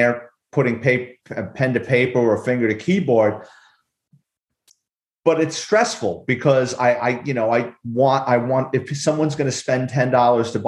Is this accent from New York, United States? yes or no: yes; New York City, New York, United States; I'm a Bronx kid. I grew up in New York City